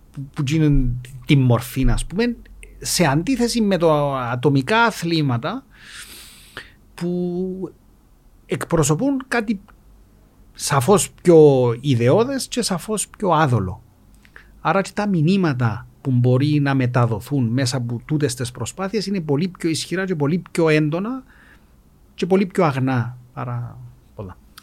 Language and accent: Greek; Nicosia, Nicosia District, Cyprus; μεγάλωσα στη Λευκοσία